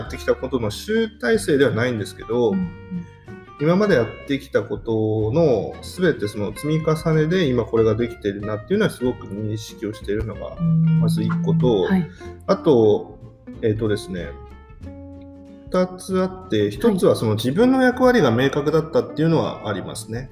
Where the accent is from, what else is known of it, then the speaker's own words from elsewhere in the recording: Akita, Japan; also born or lived in Tokyo; now in Shintomi, Japan; 僕も東北出身ですけど震災の当時は東京にいましたし、はい、出身と言いながらも僕の出身は秋田県